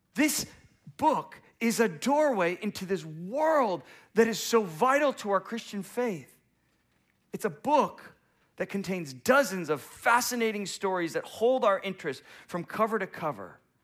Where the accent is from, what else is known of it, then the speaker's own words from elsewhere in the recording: United States; as an American